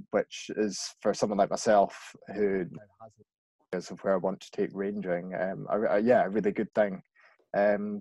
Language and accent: English; West Lothian, Scotland, United Kingdom; I'm from West Lothian, I don't class myself as being rural